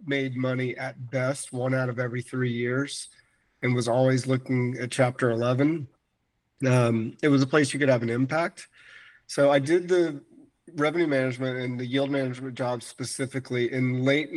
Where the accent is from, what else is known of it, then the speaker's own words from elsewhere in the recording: Florida, United States; moved away as an adult; also born or lived in Minnesota; now in Phoenix, United States; I couldn't deal with Minnesota since growing up in Florida